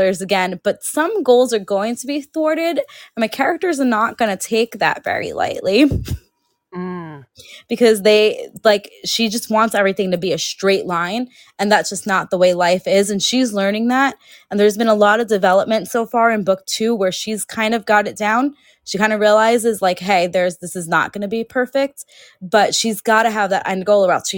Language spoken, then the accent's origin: English; New York City, New York, United States; growing up in New York City.